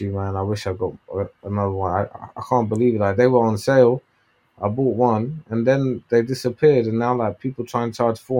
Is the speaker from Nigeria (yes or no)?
no; Iraq; now in United Kingdom; I'm from Iraq, man.